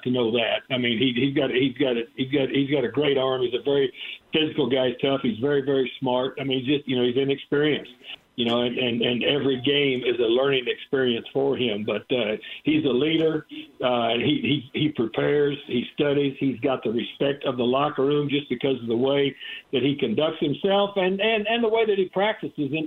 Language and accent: English; Texas, United States; moved away; also born or lived in Terre Haute, Indiana; I grew up in Texas